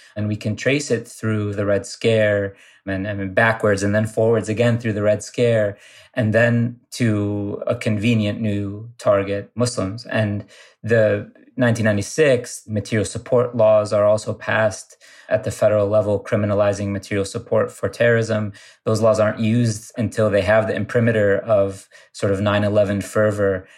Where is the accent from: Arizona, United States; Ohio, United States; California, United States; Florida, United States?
Ohio, United States; I grew up in Ohio, and I grew up going to a mosque that was sort of the center of the community where I grew up